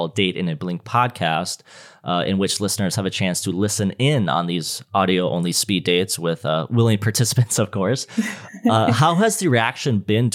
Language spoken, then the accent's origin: English; Minnesota, United States; I'm from Minnesota